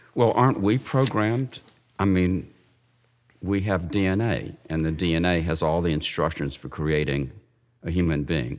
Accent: Memphis, Tennessee, United States; I grew up Jewish in Memphis, Tennessee

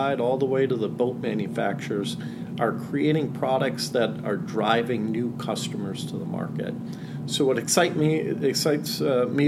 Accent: Green Bay, Wisconsin, United States; I grew up on Green Bay, actually my house right on the water.

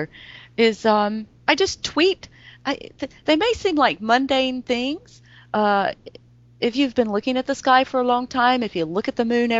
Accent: North Carolina, United States; I grew up in North Carolina, and the schools here were not the best

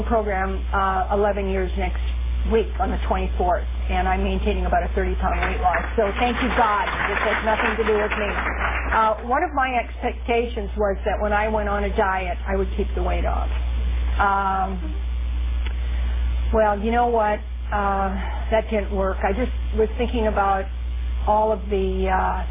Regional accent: Midwest, United States; now in California, United States; I'm from the Midwest

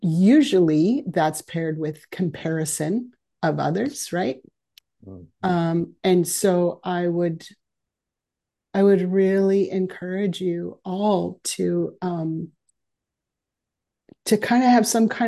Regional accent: Aldergrove, British Columbia, Canada; I grew up in Aldergrove, which for those of you who aren't local here is just down the road.

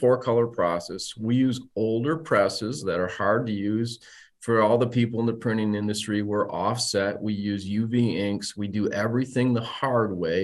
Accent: Saginaw, Michigan, United States; also born or lived in Detroit; I was born in Detroit, raised in Saginaw

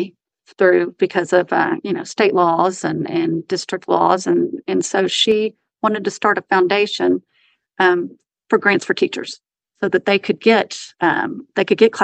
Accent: Irving, Texas, United States; also born or lived in Lubbock, Texas; I was born and raised in Irving, Texas

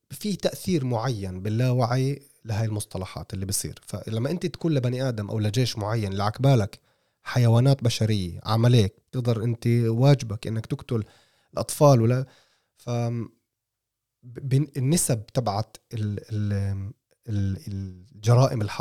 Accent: Palestine; فانت فانت يعني كفلسطيني اول شيء بتقول انه هاي اشاره واضحه انه انا مش معكم

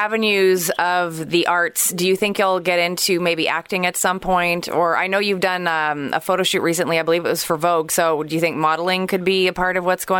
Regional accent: Montreal, Quebec, Canada; also born or lived in Toronto; my hometown, Montreal

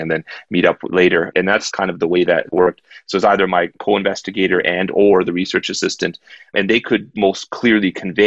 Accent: Canada; I'm a Canadian in Hong Kong

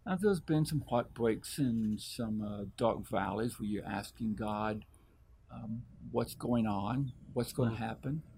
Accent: Arkansas, United States; moved away; I was able to go back to my hometown in Arkansas. I reconnected to one of my high school f- friends

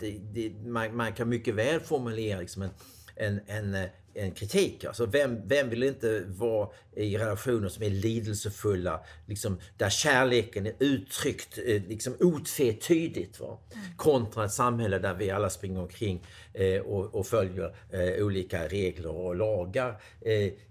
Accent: Sweden

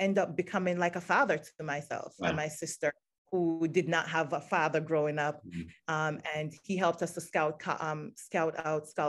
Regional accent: Jamaica; moved away as an adult; now in Maryland, United States; I grew up in Jamaica

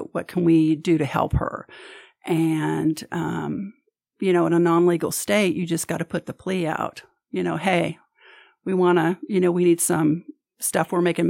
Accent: California, United States; also born or lived in Arkansas / Kansas; So I have been everywhere from the hills and hollers in Arkansas to, I was born in Northern California, grew up my high school years and stuff in Southern California.

